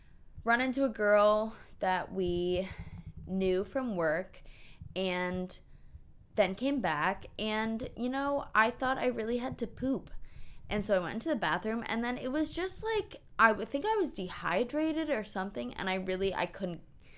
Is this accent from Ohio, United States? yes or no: no; New York, United States; I'm from New York.